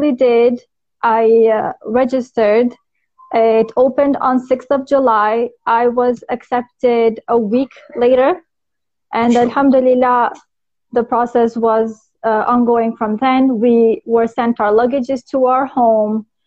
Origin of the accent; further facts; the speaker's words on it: North Macedonia; moved away as an adult; now in Saudi Arabia; Originally, I'm from Macedonia.